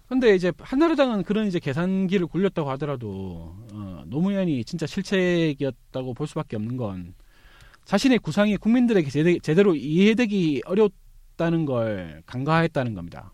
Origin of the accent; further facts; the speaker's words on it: Busan, South Korea; 사실 저 스스로도 부산 출신인데